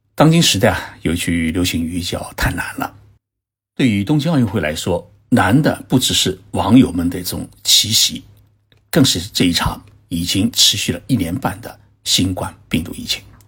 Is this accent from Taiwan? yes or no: no; China; 而我们中国人呢，并不这么想